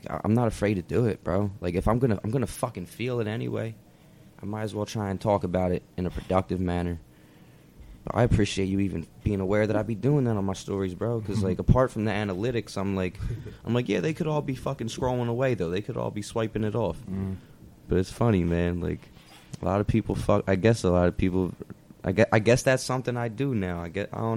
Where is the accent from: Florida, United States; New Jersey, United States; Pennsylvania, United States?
Pennsylvania, United States; Philadelphia; moved away as an adult; now in Los Angeles, United States; I grew up in Philly